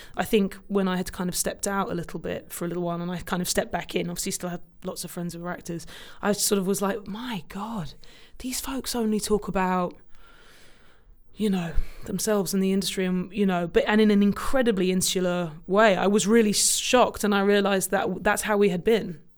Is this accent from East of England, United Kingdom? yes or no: yes; Cambridge, East of England, United Kingdom; moved away as an adult; also born or lived in London; now in New York, United States; I grew up in Cambridge, in the U K